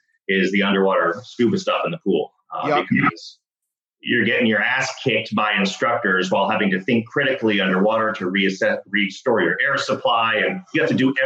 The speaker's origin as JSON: {"language": "English", "town": "Dallas", "region": "Texas", "country": "United States", "tie": "born or raised there", "said": "I grew up in Dallas, Texas"}